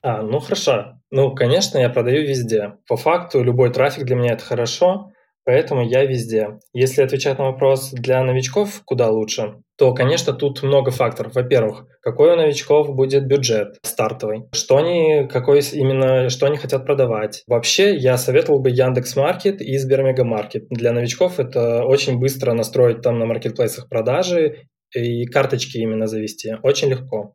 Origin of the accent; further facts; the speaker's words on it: Minsk, Belarus; я сам из Минска